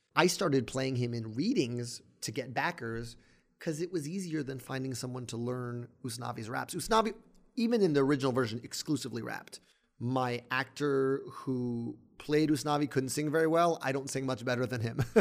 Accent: New York City, New York, United States; I grew up in Inwood, north of Washington Heights

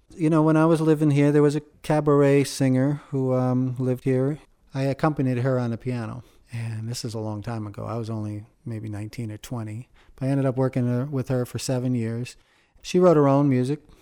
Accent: Shandaken, New York, United States; I was brought up in the Catskill Mountains, um, in Shandaken, New York

